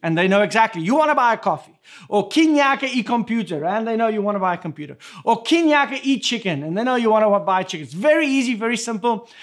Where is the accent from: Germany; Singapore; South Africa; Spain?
South Africa; first language Afrikaans; English is a second language; moved away; my first language that, that I speak, that we speak in our home between Irma and myself is Afrikaans. But coming from South Africa